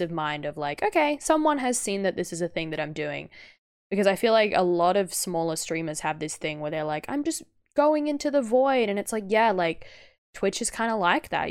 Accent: Australia; as an Australian

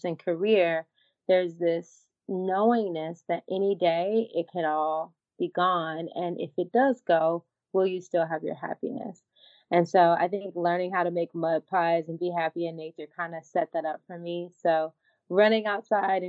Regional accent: Humboldt, Tennessee, United States; now in Los Angeles, United States; I'm from Humboldt, Tennessee. So very much a small town girl

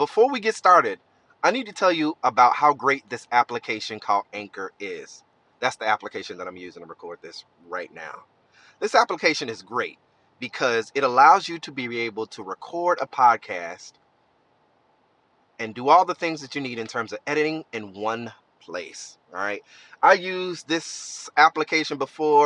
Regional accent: Georgia, United States; I'm from Georgia

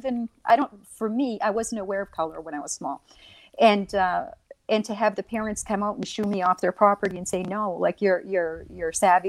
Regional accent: Rexton, New Brunswick, Canada; I was born in Rexton, New Brunswick, in Canada. And I was born to a Native woman and an unknown father.

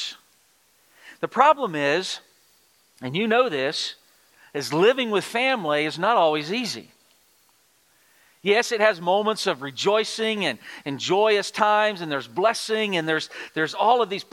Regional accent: Texas, United States; moved away; I'm from the Republic of Texas, and we barely speak English down there

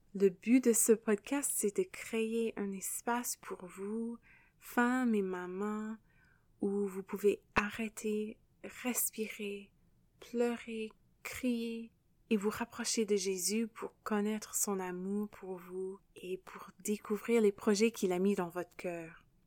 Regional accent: Canada; accent: anglophone; first language English; French is a second language; also born or lived in Quebec / France; je suis canadienne et l'anglais, c'est ma langue maternelle. Vous pouvez probablement entendre euh, l'accent anglophone

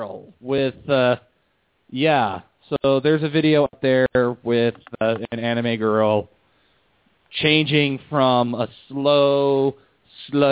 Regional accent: United States; us Americans as an American

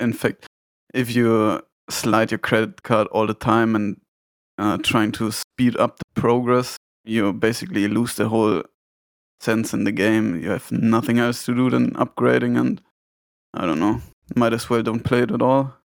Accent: Bavaria, Germany; I'm from Bavaria in Germany.

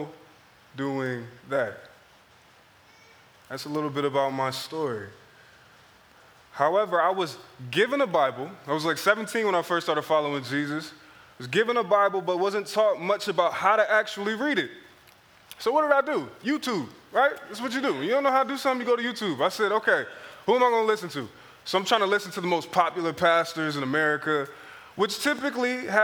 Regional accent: Philadelphia, Pennsylvania, United States; moved away; growing up in Philadelphia was a very interesting experience

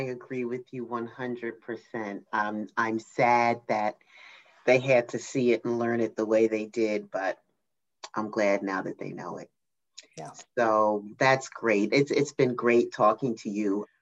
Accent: New Jersey, United States; I'm from New Jersey

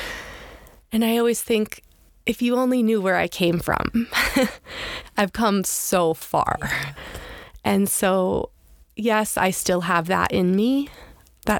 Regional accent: Pennsylvania, United States; also born or lived in Annapolis, Maryland; I grew up in Pennsylvania, before that Annapolis, Maryland.

